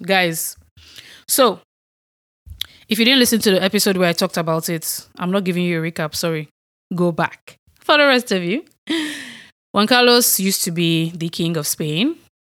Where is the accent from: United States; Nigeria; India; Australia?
Nigeria; moved away; I'm from Nigeria